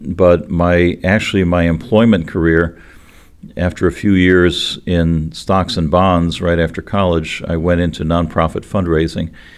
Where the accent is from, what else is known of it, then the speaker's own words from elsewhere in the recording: Cleveland, Ohio, United States; the little fundamentalist church where we grew up in Cleveland